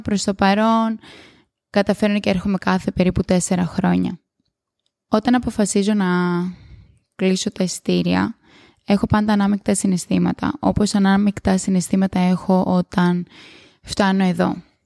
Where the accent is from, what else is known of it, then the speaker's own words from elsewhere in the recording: Greece; moved away as an adult; μετά αποφασίζεις να πας πίσω στο σπίτι σου, που για μένα είναι η Ελλάδα